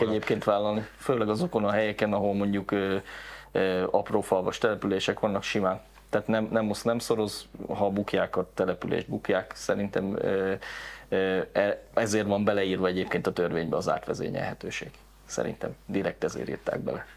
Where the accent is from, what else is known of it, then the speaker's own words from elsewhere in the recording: Kecskemét, Bács-Kiskun, Hungary; also born or lived in Karcag; Tehát én onnan származom egyébként, tehát egy ilyen iskolába jártam